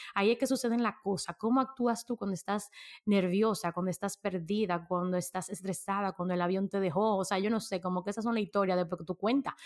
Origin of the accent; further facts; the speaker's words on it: Dominican Republic; nosotros que somos dominicanos